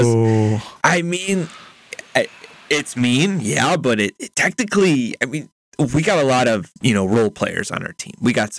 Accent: United States; being an American.

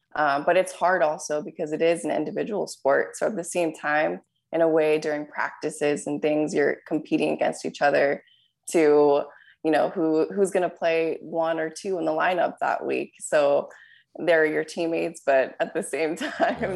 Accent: Southern California, United States; growing up in Southern California and playing tennis here

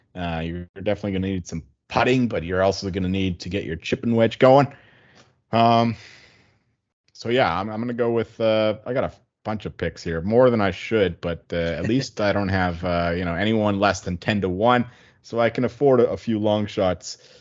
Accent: Canada; I'm a salty Canadian. Uh, real hockey culture up here.

